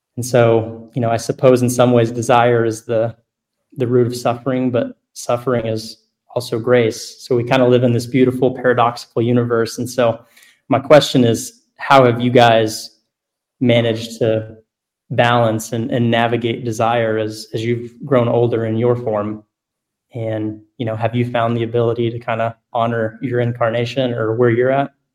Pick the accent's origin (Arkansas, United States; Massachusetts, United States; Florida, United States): Arkansas, United States; I grew up here in Arkansas